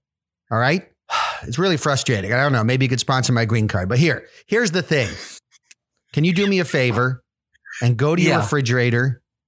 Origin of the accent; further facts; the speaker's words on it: Mumbai, Maharashtra, India; born there; Yeah, I was born in Mumbai.